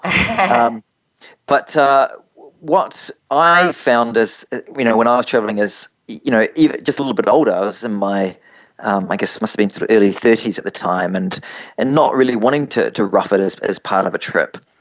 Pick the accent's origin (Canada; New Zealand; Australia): New Zealand; moved away as an adult; also born or lived in London, England; As you can see from my accent, I'm not from around your parts, and uh, originally from from New Zealand, but but moved up to, to London, England, straight after university.